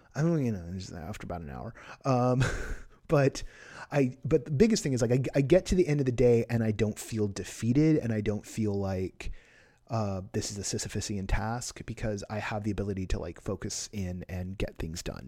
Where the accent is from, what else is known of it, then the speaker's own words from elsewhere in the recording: Bay Area, California, United States; now in Los Angeles, United States; I grew up in the Bay Area